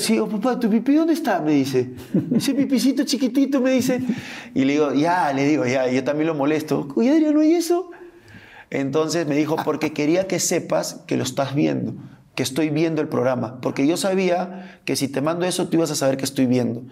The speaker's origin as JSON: {"language": "Spanish", "country": "Peru", "tie": "born or raised there", "also_born_or_lived": "Argentina", "moved": "as an adult", "lives_now": "Mexico", "said": "soy peruano, amo mi país como no te imaginas, soy orgulloso del país que nací"}